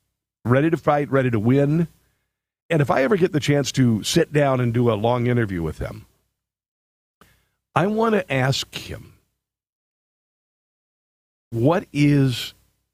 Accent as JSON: {"language": "English", "region": "Iowa", "country": "United States", "tie": "born or raised there", "moved": "yes", "said": "I'm a kid from Iowa"}